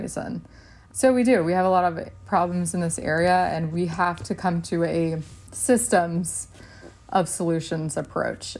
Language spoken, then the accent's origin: English; Texas, United States; I grew up in Texas